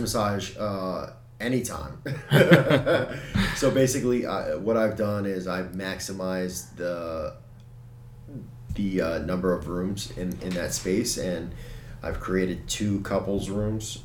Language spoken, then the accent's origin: English; Hellertown, Pennsylvania, United States; I grew up in Hellertown